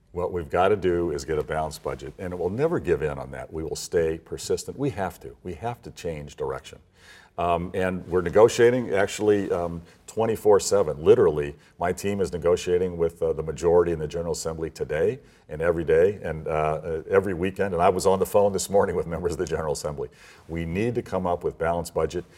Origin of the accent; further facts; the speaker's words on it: Illinois, United States; I was born and raised in Illinois